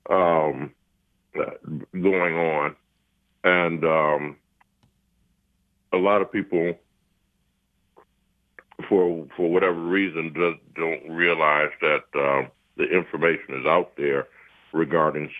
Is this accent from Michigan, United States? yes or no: yes; Highland Park, Michigan, United States; I wanted to come back to Highland Park. I wanted to come back to my hometown